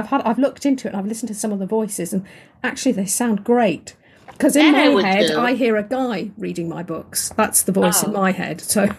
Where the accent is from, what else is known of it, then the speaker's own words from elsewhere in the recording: southern England, United Kingdom; accent: quiet English voice; I'm from southern England, so my voice is quite quiet. And I'm trying to speak up as I'm talking to you now, but of course my voice naturally is a quiet English voice